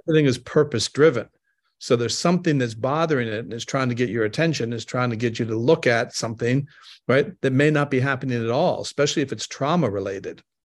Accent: Canada; moved away; I'm originally from Canada.

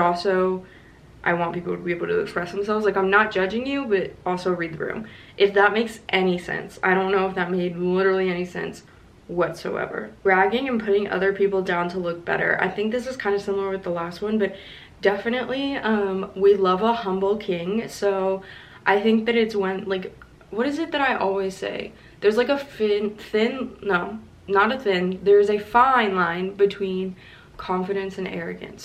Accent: Kentucky, United States; also born or lived in Florida; I grew up in Kentucky, but I'm originally from Florida

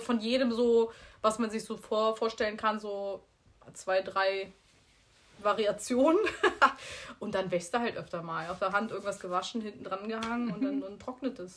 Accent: Bitburg, Rhineland-Palatinate, Germany; moved away as an adult; now in Mallorca, Spain; wir kommen aus Bitburg, aus der Eifel

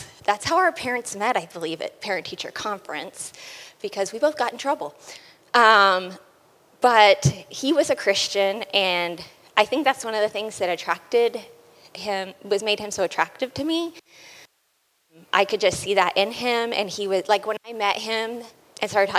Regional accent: Oklahoma, United States; I was born and raised in Oklahoma.

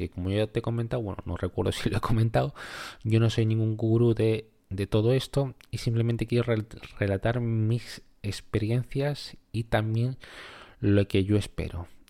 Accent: Peru; moved away; mi país de origen, que ya te adelanto, que es Perú.

